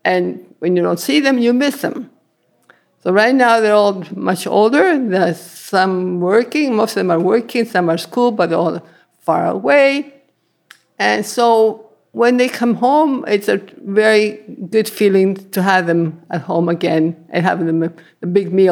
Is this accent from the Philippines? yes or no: no; Italy; also born or lived in Sudbury, Canada; now in Canada; I come from Abrigliano in Italy. And we came in 1953 with my mother, two sisters, and a brother.